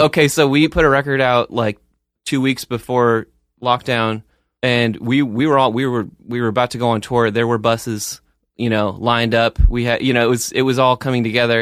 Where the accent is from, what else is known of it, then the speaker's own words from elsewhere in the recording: New Jersey, United States; now in Beacon, United States; both my true roots, which would be New Jersey